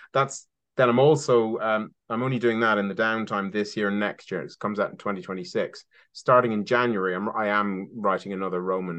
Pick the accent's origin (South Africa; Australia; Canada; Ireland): Ireland; now in Somerset, United Kingdom; Because I'm Irish, for those of readers who, or listeners who might